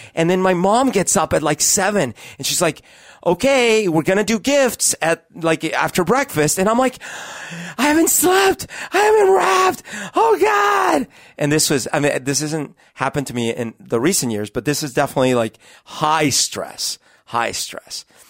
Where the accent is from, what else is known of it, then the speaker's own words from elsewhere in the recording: Colombia; moved away; also born or lived in Bogota; growing up in Colombia when I was a kid